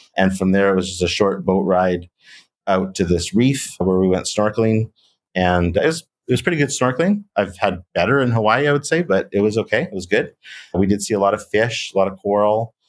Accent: Canada; as a Canadian who, you know, had to take some French when I was in school

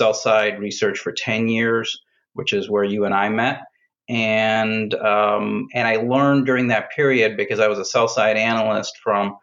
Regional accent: Boston, Massachusetts, United States; moved away; I grew up in Boston, in and around Boston

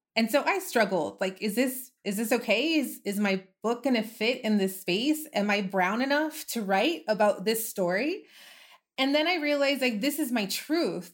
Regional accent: El Paso, Texas, United States; I'm from El Paso, I grew up here, I moved away for a while, but then I came back

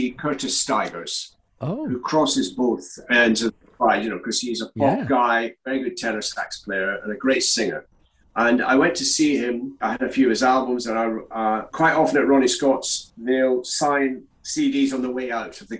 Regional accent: Crieff, Scotland, United Kingdom; also born or lived in Glasgow; now in London, United Kingdom; my hometown of Crieff

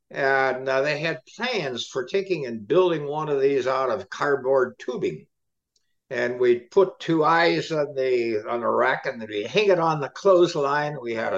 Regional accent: Ohio, United States; Memories of Ohio are very, very, very limited right now, because my father died when I was 7. We lived in the, what do we call, the South End.

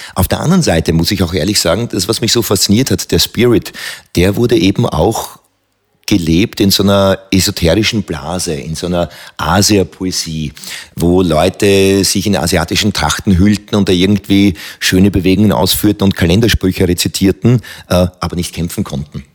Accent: Hohenau an der March, Lower Austria, Austria; ich bin aufgewachsen in Hohenau an der Mach, das ist an der Mach-Teiermündung, ein wunderschöner kleiner Ort

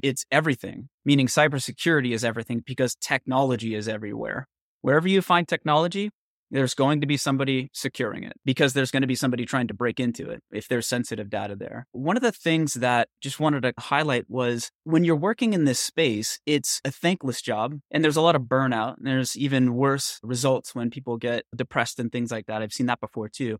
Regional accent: Northern California, United States; I grew up in Northern California in the 70s and the 80s

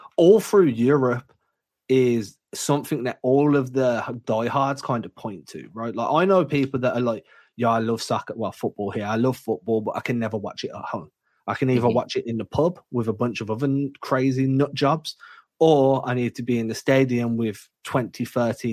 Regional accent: England, United Kingdom; as an English guy

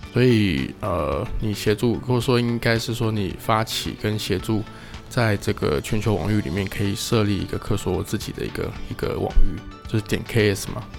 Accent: Taiwan; 我们是台湾

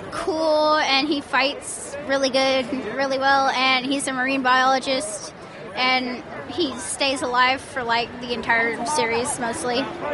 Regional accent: Dayton, Ohio, United States; I'm from Dayton, Ohio.

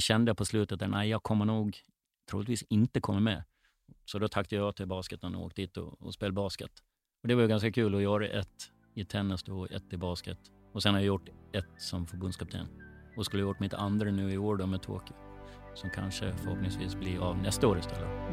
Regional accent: Gotland, Sweden; now in Stockholm, Sweden; Uppväxt, född och uppväxt på Gotland med sandstränder runt hela ön

